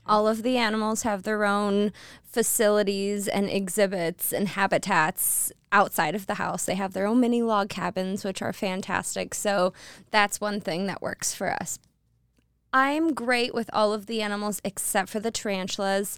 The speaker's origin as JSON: {"language": "English", "town": "Detroit", "region": "Michigan", "country": "United States", "accent": "Michigan", "moved": "yes", "lives_now": "Idaho, United States", "said": "I'm from Detroit"}